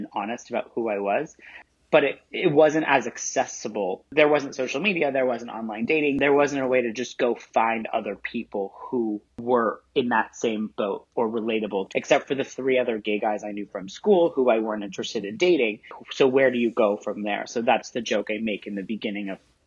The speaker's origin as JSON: {"language": "English", "region": "Central Illinois", "country": "United States", "tie": "born or raised there", "said": "I grew up in Central Illinois."}